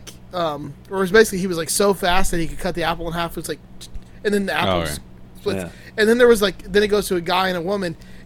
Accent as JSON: {"language": "English", "region": "New York", "country": "United States", "tie": "born or raised there", "said": "I grew up in New York"}